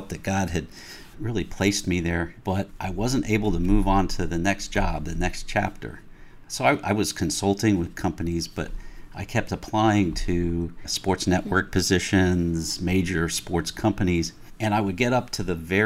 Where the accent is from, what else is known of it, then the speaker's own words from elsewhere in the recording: Pennsylvania, United States; moved away as an adult; also born or lived in Ohio / North Carolina; lived most of my formative years in the Pennsylvania area